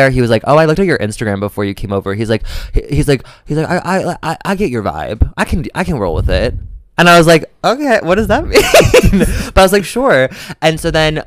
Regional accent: Midwest, United States; I'm from the Midwest

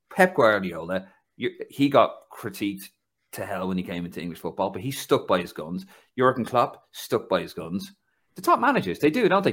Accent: Ireland; moved away; also born or lived in London; the village I come from in Ireland is eight thousand years old

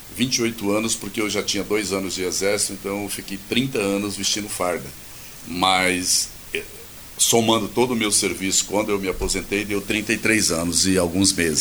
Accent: Mato Grosso do Sul, Brazil; Eu nasci aqui da Uana, no Mato Grosso do Sul. Na época era Mato Grosso.

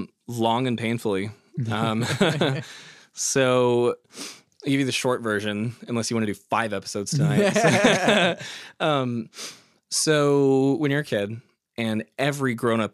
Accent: Oklahoma, United States; Like I was born and raised here in Oklahoma.

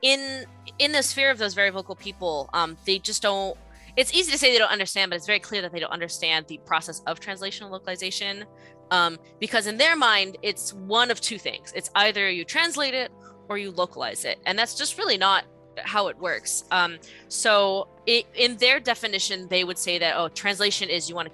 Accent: United States; I'm American

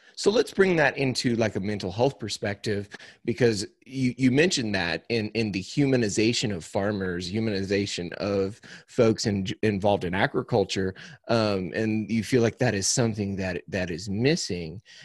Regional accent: Cuba, Missouri, United States; I am from Cuba, Missouri, which is about, um, it's about halfway between Springfield and Saint Louis, Missouri

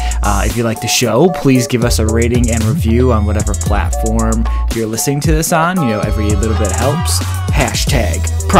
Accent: Midwest, United States; now in Seattle, United States; Growing up in the Midwest and having snow everywhere

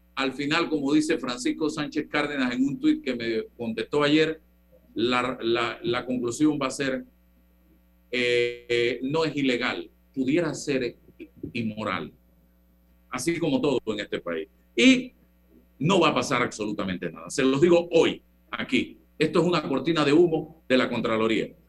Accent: Panama; el panameño

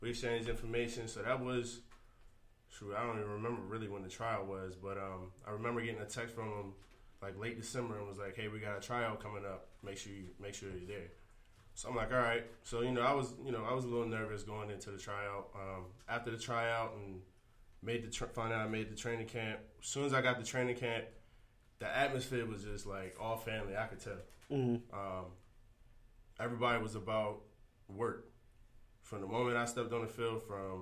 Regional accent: California, United States; moved away; I'm originally from California

